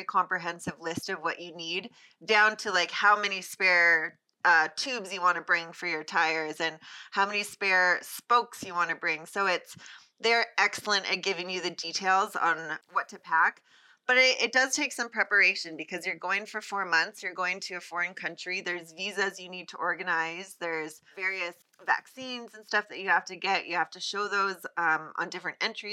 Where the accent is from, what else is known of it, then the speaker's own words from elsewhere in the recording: Colorado, United States; also born or lived in Canada; I'm Canadian, but I grew up in Colorado